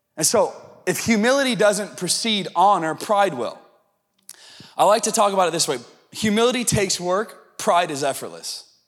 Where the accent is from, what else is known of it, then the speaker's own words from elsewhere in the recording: the South, United States; I'm from the South and I'm a little Pentecostal